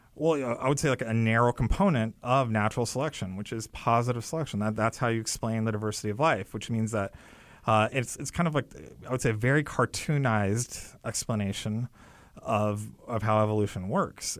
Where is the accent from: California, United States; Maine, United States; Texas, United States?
California, United States; my parents came here from India, and I was born in California. I grew up there